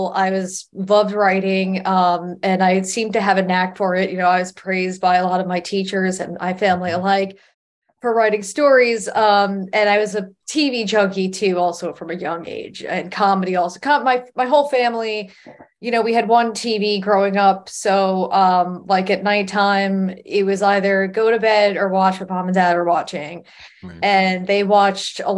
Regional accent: Long Island, New York, United States; growing up on Long Island and having access to the city was like, oh, well, I live in right next to the comedy mecca of the entire world

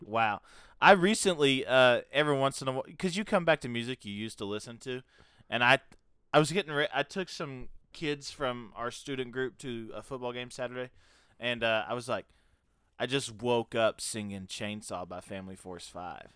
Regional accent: the South, Tennessee, United States; I'm from the dirty South

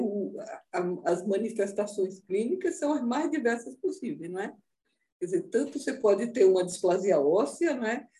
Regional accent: Recife, Pernambuco, Brazil; Recife, de onde eu nasci

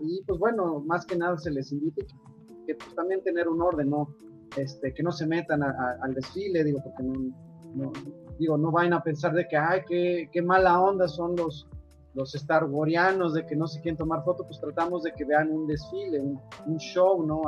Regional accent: San Luis Potosí, Mexico; Yo soy de San Luis Potosí

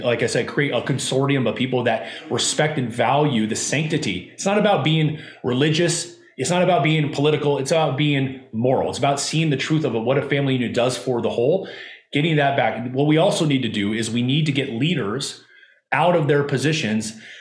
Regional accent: Southern California, United States; I grew up in Southern California.

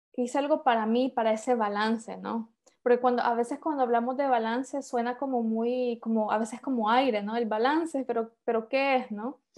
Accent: San Pedro Sula, Cortés, Honduras; moved away as an adult; also born or lived in Guatemala; now in Denmark; yo soy hondureña, em, nací y crecí en Honduras, eh, de San Pedro Sula específicamente

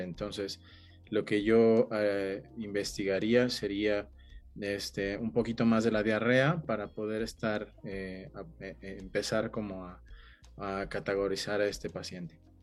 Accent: Mexico; los que nacimos en México

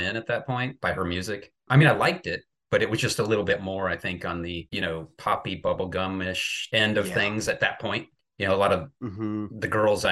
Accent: Kansas City, Missouri, United States; I grew up in Kansas City

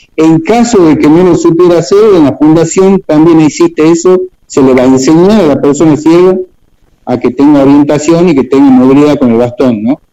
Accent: Tucumán, Argentina; Estamos anclados acá en Tucumán, bueno, soy tucumano

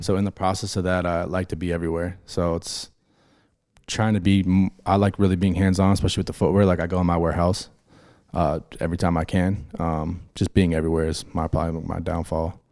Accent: Pittsburgh, Pennsylvania, United States; moved away; being from Pittsburgh, that's where I grew up

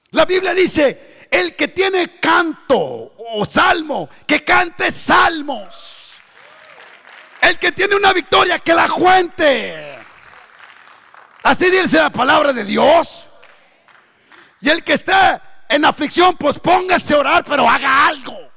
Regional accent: Tijuana, Baja California, Mexico; Pero otros hermanos, yo vengo de Tijuana, la ciudad más corrupta de, México.

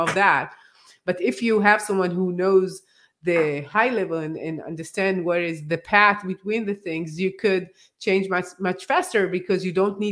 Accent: Israel; I come from Israel

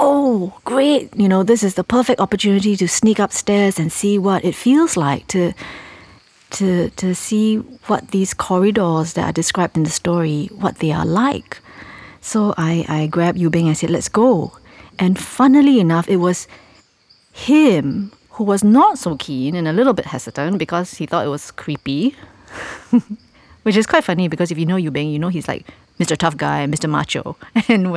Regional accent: Singapore; we live in an island city

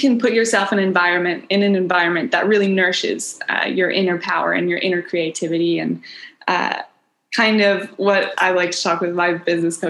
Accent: Kenya; also born or lived in East Africa; now in Baja California Sur, Mexico; I was born in Kenya and raised in East Africa.

